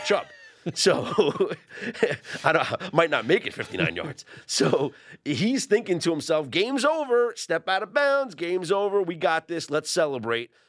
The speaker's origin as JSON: {"language": "English", "region": "New York", "country": "United States", "said": "I'm the New Yorker"}